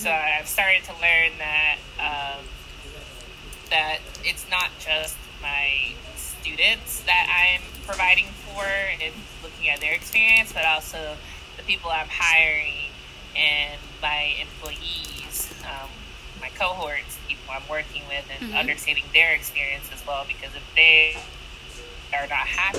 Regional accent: Jacksonville, Florida, United States; moved away as an adult; now in Austin, United States; I'm from Jacksonville, Florida, but I moved to Austin, Texas

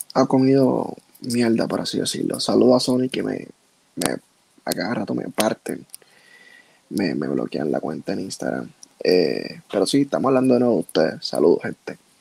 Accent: Puerto Rico; yo soy puertorriqueño

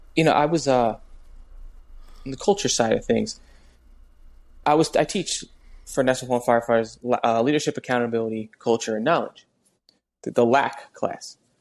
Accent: New Jersey, United States; I'm from Jersey.

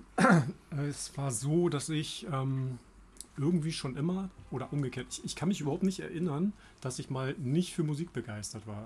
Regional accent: Germany; ich komme aus der Heide

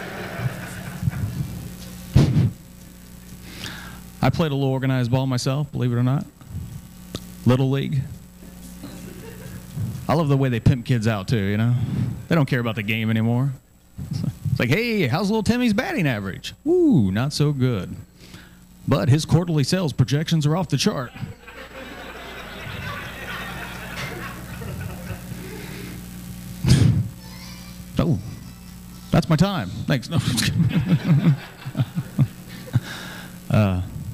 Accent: Indianapolis, Indiana, United States; I'm from Indy. We got the big race

